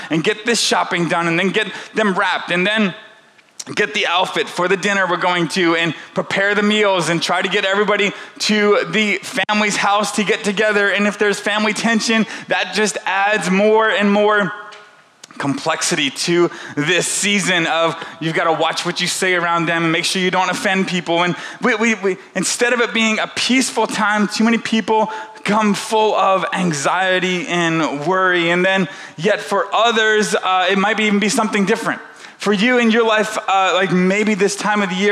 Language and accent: English; the South, United States; moved away; also born or lived in Central Illinois; I grew up in the South